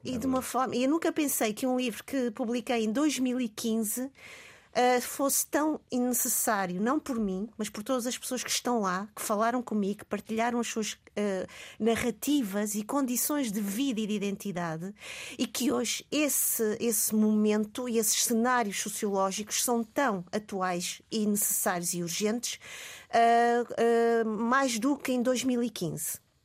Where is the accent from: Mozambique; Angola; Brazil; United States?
Mozambique; now in Portugal; eu não nasci em Portugal, eu nasci em Moçambique. Uh, eu sou colonial e pós-colonial também